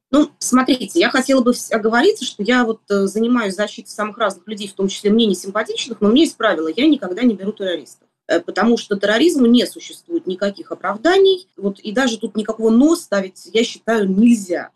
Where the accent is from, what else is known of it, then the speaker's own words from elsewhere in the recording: Moscow, Russia; я родилась и живу в Москве